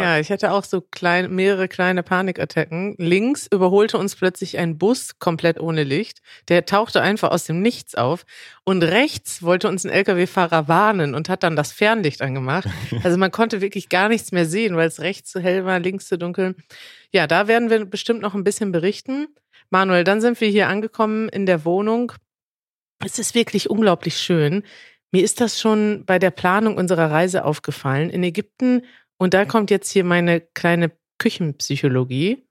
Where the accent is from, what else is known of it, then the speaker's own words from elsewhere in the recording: Germany; als Deutsche